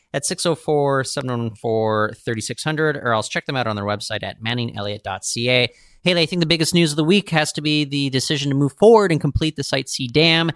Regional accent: Seattle, Washington, United States; now in Vancouver, Canada; I, I grew up in Seattle.

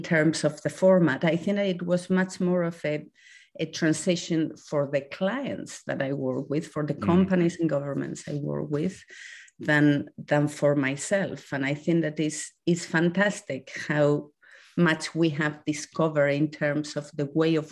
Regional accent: Spain; moved away as an adult; I'm originally from Spain, and I did all my education there. I come from a very small town.

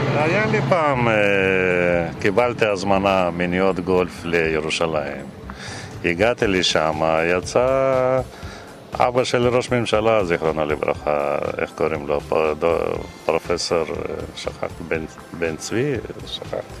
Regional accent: Pyatigorsk, Stavropol Krai, Russia; now in Israel; במקור אני מרוסיה

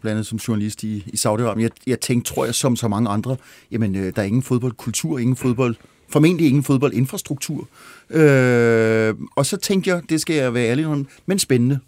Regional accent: Glostrup, Capital Region of Denmark, Denmark; jeg er født i Glostrup

